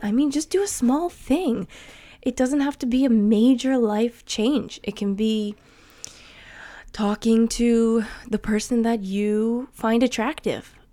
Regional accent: New Jersey, United States; accent: American; first language English; moved away as an adult; now in Sweden; I would still be living in the same town in New Jersey that I grew up

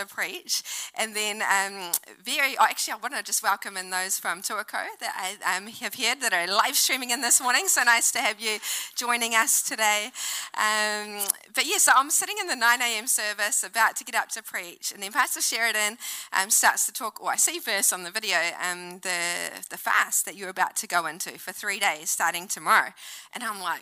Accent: New Zealand; also born or lived in Auckland; now in Wellington, New Zealand; I'm Kiwi girl

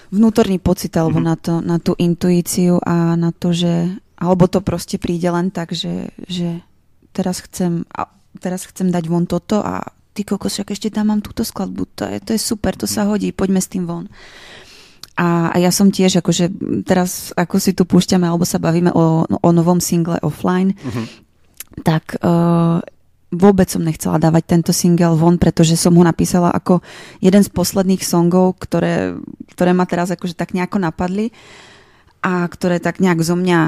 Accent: Slovakia; first language Slovak; also born or lived in Brno; now in Prague, Czech Republic; ja tiež milujem Slovenčinu, je to môj rodný jazyk

